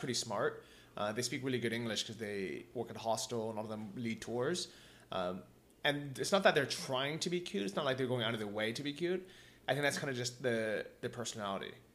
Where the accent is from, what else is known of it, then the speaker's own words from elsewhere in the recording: United States; moved away; I come from America